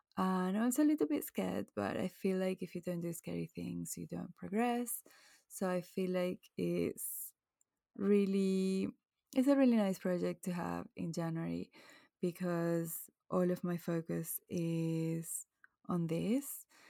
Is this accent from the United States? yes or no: no; Venezuela; now in England, United Kingdom; I grew up in Venezuela, blue skies all year round